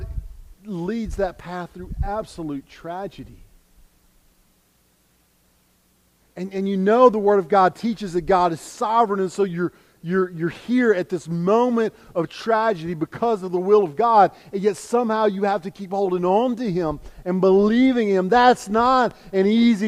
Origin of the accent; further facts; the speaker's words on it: United States; us as American